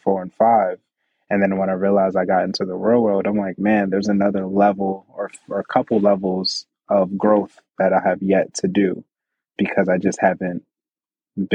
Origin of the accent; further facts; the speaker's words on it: East Orange, New Jersey, United States; I grew up in East Orange.